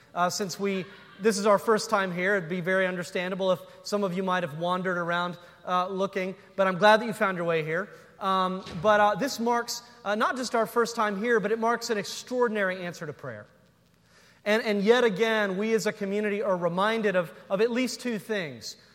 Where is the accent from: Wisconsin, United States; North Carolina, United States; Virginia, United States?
North Carolina, United States; I'm from North Carolina